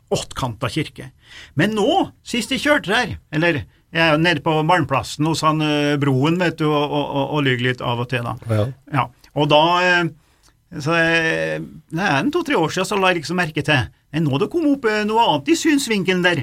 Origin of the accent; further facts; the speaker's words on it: Dombås, Innlandet, Norway; Domås, eh, der jeg vokste opp